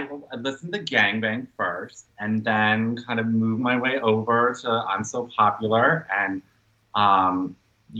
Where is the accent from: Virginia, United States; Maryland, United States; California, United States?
Maryland, United States; Baltimore; I'm a writer from Baltimore, Maryland